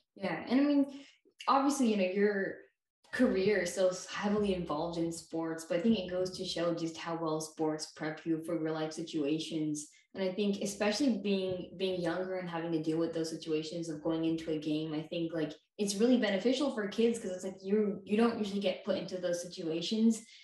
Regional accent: Bay Area, California, United States; I'm from the Bay Area

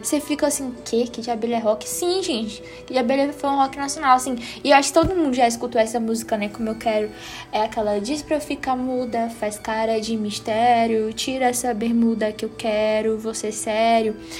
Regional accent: Northeast Brazil, Brazil; accent: Northeastern; eu sou nordestina, então meu sotaque é um pouquinho puxado

